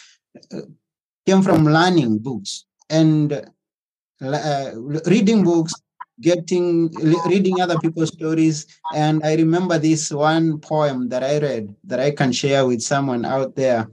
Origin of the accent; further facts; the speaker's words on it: Kenya; moved away as an adult; now in Athens, Greece; I was born in Africa, Kenya, to be specific. And in a village.